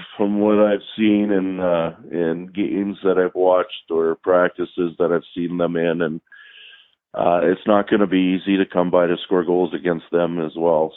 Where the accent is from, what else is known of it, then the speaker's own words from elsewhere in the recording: Canada; moved away as an adult; now in Minnesota, United States; not growing up in the states and growing up in Canada, and then when I come down here in college